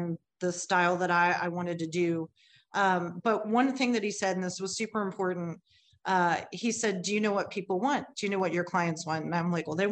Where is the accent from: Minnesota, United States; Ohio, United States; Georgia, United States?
Ohio, United States; Cincinnati; now in Kentucky, United States; I'm originally from Cincinnati. I was born in Cincinnati.